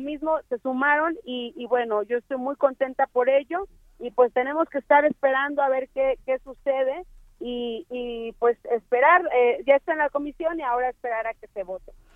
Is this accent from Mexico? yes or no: yes; Mexico; Quienes perdemos somos los mexicanos